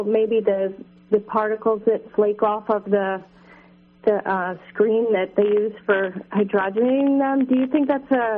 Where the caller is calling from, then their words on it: New York, United States; Hi, I'm calling from New York